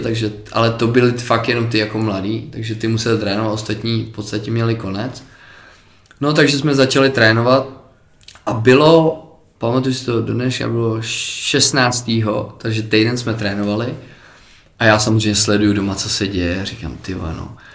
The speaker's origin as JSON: {"language": "Czech", "country": "Czechia", "said": "my jsme Češi"}